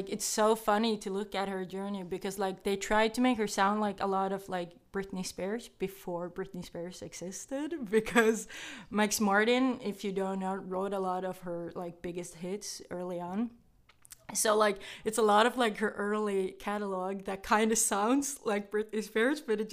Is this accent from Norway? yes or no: yes; Norway; I am from Norway